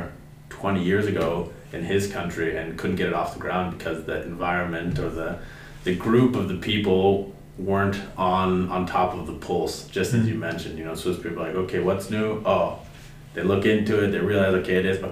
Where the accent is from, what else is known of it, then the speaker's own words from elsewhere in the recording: United States; growing up as an American outside looking